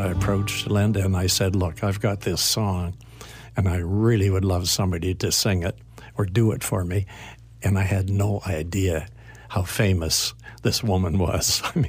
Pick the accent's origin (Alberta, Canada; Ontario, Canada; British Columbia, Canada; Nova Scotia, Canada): Nova Scotia, Canada; Wolfville; born or raised there; moved away